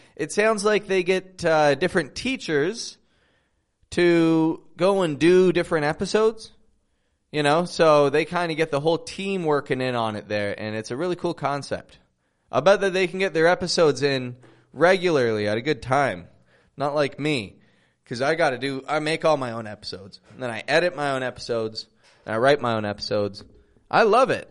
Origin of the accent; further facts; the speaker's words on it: Toronto, Ontario, Canada; now in Mexico; I'm from Toronto, Canada, living in Mexico